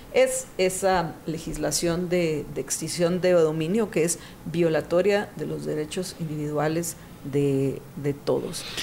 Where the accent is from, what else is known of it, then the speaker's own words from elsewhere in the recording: Guatemala; nos deleita a los guatemaltecos